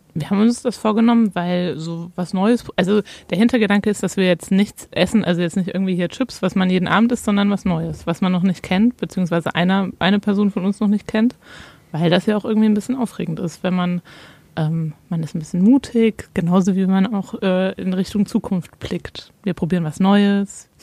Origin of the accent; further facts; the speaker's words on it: Hesse, Germany; Aus meiner Heimat, aus Hessen